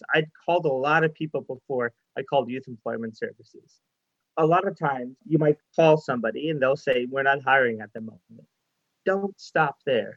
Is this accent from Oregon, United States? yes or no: no; Chicago, Illinois, United States; moved away as an adult; now in Winnipeg, Canada; I'm from Chicago. I'm not even from Canada.